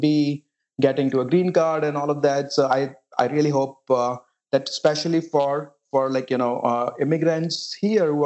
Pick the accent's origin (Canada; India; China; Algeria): India; moved away as an adult; now in United States; I grew up in a small town in India